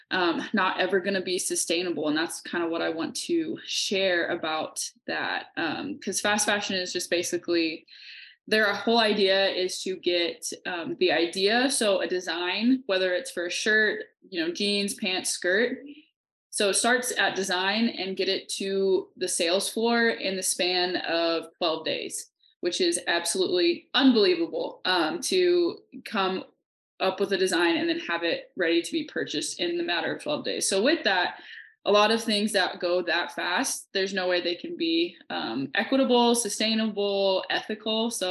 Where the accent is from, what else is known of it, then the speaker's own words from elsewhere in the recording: Kansas, United States; moved away as an adult; now in Montana, United States; I'm originally from Kansas, but I've been living out in Montana for the past two years.